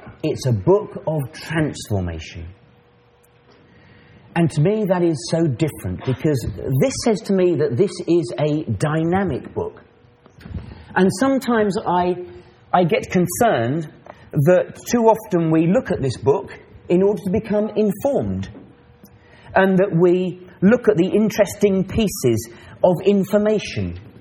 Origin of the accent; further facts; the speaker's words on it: Maidenhead, South East England, United Kingdom; I'm from England, from an ecclesia called the Maidenhead Ecclesia. Now, Maidenhead is a little town